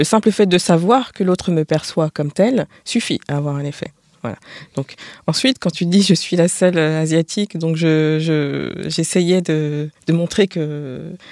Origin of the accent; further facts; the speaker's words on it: France; Donc je suis française, je vais à l'étranger, je suis stéréotypée comme euh, mangeant du, enfin